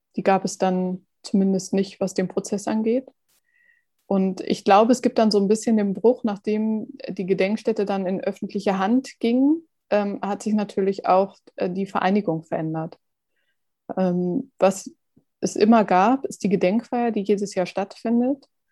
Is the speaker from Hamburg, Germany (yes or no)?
yes; Hamburg, Germany; als Hamburger